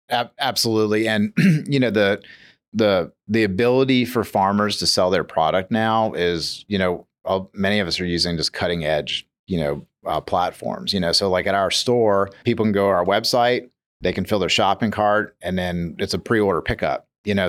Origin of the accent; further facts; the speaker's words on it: New Orleans, Louisiana, United States; also born or lived in Metairie; I grew up in Metairie and, and, and New Orleans, you know, so I'm not like a New York City kid, but I'm like a New Orleans kid